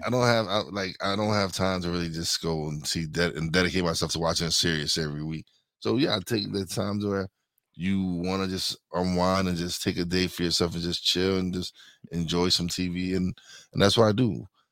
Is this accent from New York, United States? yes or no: yes; New York City, New York, United States; we're from East New York, Brooklyn